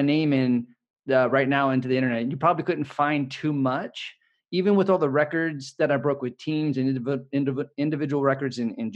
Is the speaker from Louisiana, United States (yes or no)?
no; Bay Area, California, United States; I was born and raised in the Bay Area. I live in San Francisco